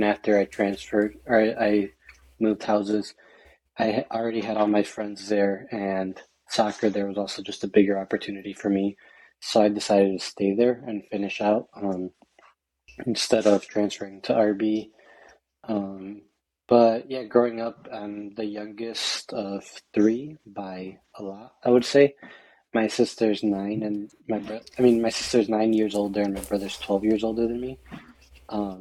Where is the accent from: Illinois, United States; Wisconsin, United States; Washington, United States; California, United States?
Illinois, United States; Westchester; also born or lived in Berwyn, Illinois / Cicero, Illinois / North Riverside, Illinois; Then we moved to Westchester, where that's where I spent most of, I would say, my childhood and early life.